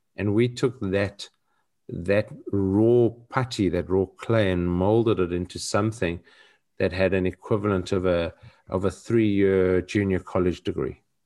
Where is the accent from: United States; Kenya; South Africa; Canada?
South Africa; growing up in South Africa and having a different narrative